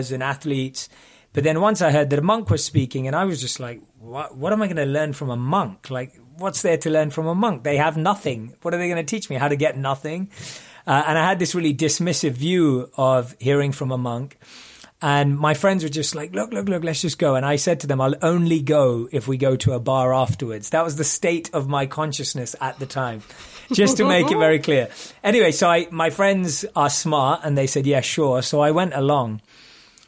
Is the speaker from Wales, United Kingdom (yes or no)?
no; London, United Kingdom; moved away as an adult; I grew up in London.